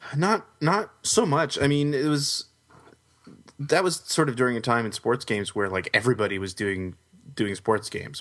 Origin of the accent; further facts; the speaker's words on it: Canada; growing up in Canada